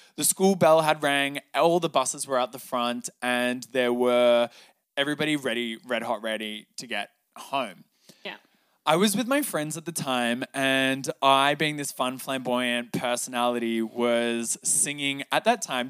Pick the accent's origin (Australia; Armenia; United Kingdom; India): Australia; Cronulla, New South Wales; also born or lived in Newtown, Sydney; I grew up in Sydney, Australia, down south in a very coastal town beach, um, called Cronulla.